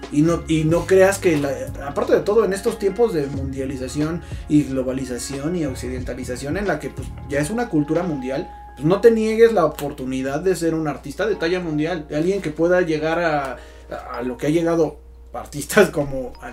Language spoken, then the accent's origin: Spanish; Mexico; tú como persona que sí naciste en México, que en México existen estas y estas condiciones, puedes ser un artista.